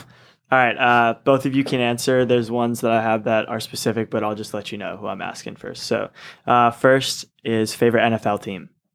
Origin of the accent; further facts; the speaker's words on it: Seattle, Washington, United States; I'm from Seattle, Seahawks fan